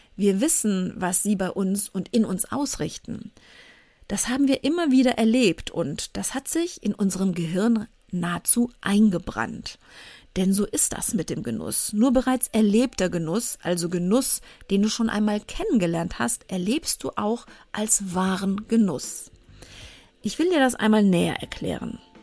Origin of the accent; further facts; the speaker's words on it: Cologne, North Rhine-Westphalia, Germany; ich bei uns im Vorort in Köln im Sportverein in eine Kindertanzgruppe gehen sollte